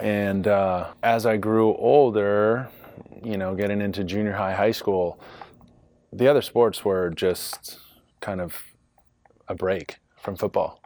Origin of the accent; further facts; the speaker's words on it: Rancho Santa Margarita, California, United States; moved away as an adult; also born or lived in Long Beach, California; now in Chicago, United States; Southern California, born in Long Beach, uh, grew up in Orange County, Rancho Santa Margarita, Michigan, Viejo